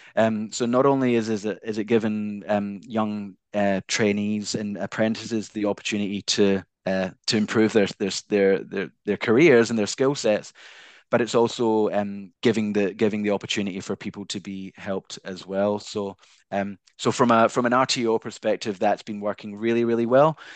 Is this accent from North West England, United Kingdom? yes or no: no; Glasgow, Scotland, United Kingdom; accent: Scottish; now in Australia; originally, I'm from Glasgow, Scotland